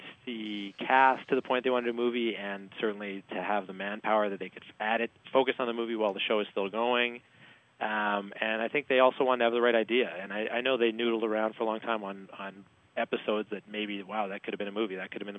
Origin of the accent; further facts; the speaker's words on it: Canada; moved away; I'm Canadian